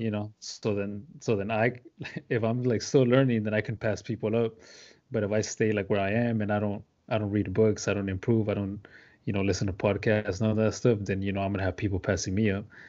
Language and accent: English; deep south Texas, United States; I grew up in the deep south part of Texas, like, thirty minutes away from the Mexican border.